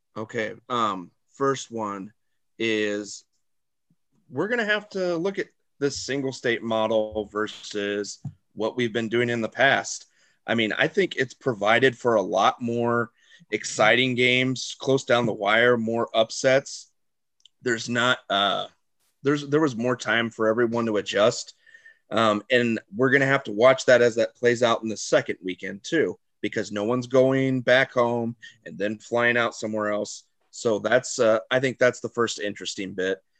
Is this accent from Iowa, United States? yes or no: yes; Iowa, United States; I grew up in Iowa